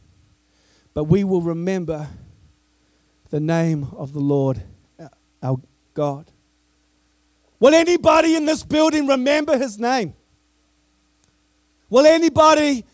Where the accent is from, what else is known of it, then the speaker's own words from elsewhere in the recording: New Zealand; I come from New Zealand, which is the furthest most point from when this word was spoken